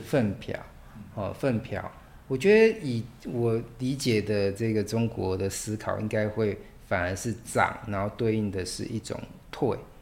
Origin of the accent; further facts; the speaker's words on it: Taiwan; 我们台湾人